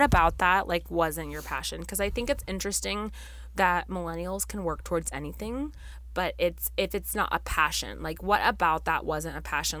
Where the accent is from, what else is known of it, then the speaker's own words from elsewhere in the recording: Las Vegas, Nevada, United States; we actually were born and raised in Las Vegas, Nevada.